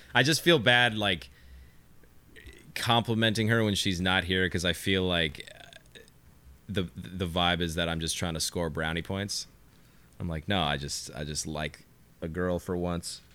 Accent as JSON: {"language": "English", "region": "California", "country": "United States", "said": "I'm just from California. Like, it's just my vernacular"}